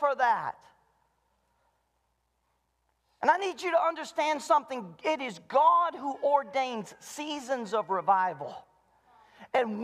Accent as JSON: {"language": "English", "region": "the South", "country": "United States", "moved": "yes", "said": "I'm from the South, and we did revival twice a year"}